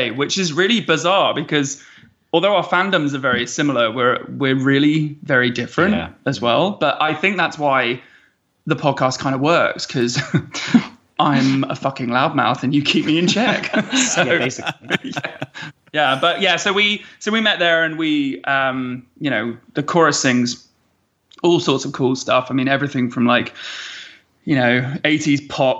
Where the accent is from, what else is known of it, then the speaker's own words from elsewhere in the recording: Surrey, South East England, United Kingdom; now in London, United Kingdom; I'm from Surrey, which the only way I can describe Surrey is where Harry Potter's from